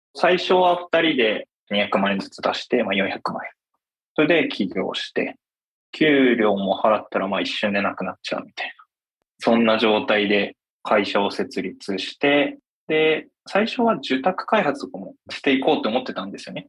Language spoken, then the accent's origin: Japanese; Hokkaido, Japan; moved away as an adult; now in Tokyo, Japan; 僕は北海道出身で、20歳の時に大学を中退して、こちらに出てきました。